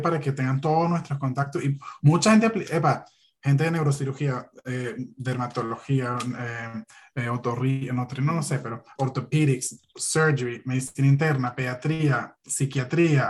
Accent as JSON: {"language": "Spanish", "country": "Venezuela", "moved": "as an adult", "lives_now": "United States", "said": "no solo somos los venezolanos"}